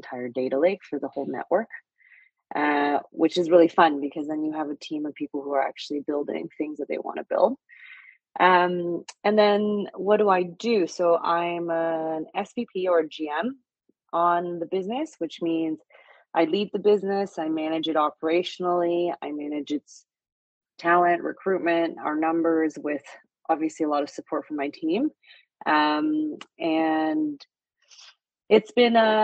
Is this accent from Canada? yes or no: yes; Vancouver, British Columbia, Canada; moved away as an adult; also born or lived in Xi'an, China / Montreal; now in Toronto, Canada; my parents came to Canada when I was 8 months old. So I grew up in Vancouver